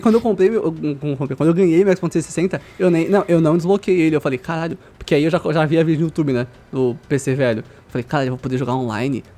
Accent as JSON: {"language": "Portuguese", "town": "Osasco", "region": "São Paulo", "country": "Brazil", "tie": "born or raised there", "also_born_or_lived": "Coab", "said": "a gente saiu da Coab e foi pro Osasco"}